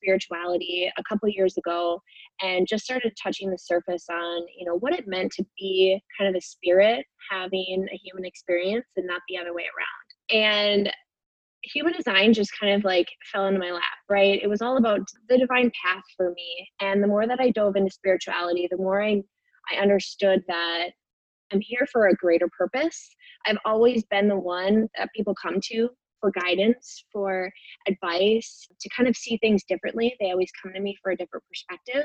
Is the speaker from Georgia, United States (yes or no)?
no; Minnesota, United States; I am from the United States in the state of Minnesota.